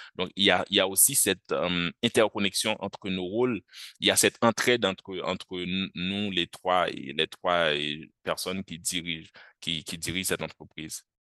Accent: Haiti; moved away as an adult; now in France; Je suis haïtien et j'étudie actuellement en France

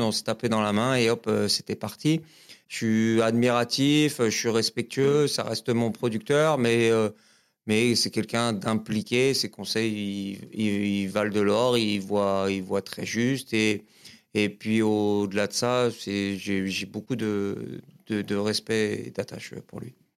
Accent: L'Île-Saint-Denis, Île-de-France, France; also born or lived in Épinay-sur-Seine; je suis né à Épinay-sur-Seine, dans le 93. Et j'ai grandi jusqu'à mes 13 ans. J'étais dans la banlieue parisienne, j'étais à, à Lille-Saint-Denis

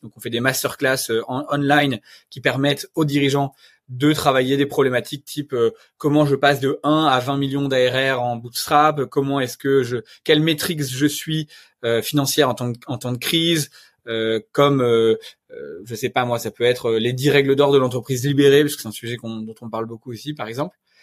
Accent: Normandy, France; je suis normand, je viens d'un village le gaulois

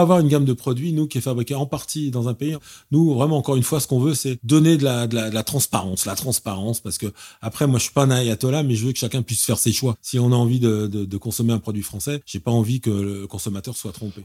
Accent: Paris, Île-de-France, France; je suis parisien, né à Paris

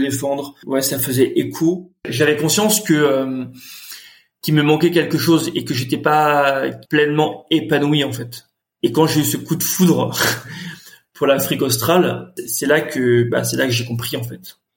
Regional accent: Nantes, Pays de la Loire, France; moved away as an adult; also born or lived in Carquefou / Paris; je suis né à Nantes, j'ai grandi à Nantes

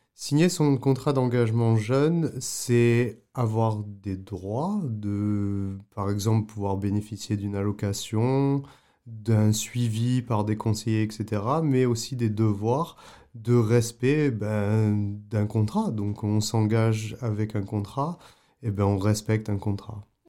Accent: Avignon, Provence-Alpes-Côte d'Azur, France; moved away as an adult; also born or lived in Paris / Prague, Czech Republic / Canada; chez moi à Avignon

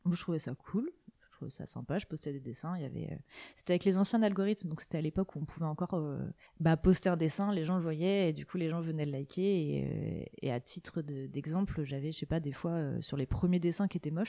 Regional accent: Côtes-d'Armor, Brittany, France; also born or lived in Rennes; je suis née en Bretagne, euh, dans les Côtes d'Armor, et j'ai vécu toute ma vie en Bretagne qui est un endroit que j'aime beaucoup et que je n'ai pas l'intention de, quitter.

